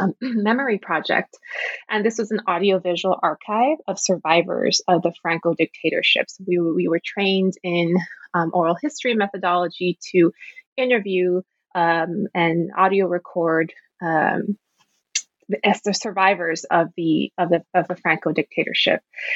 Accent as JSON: {"language": "English", "town": "Los Angeles", "region": "California", "country": "United States", "tie": "born or raised there", "said": "I am born and raised in Los Angeles, California, to a Mexican immigrant father and a mother, Chicana, LA native as well."}